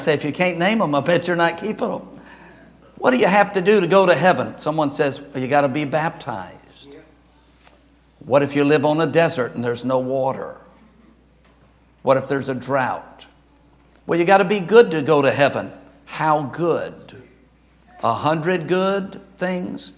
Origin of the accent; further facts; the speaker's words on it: Louisiana, United States; moved away; I'm from Louisiana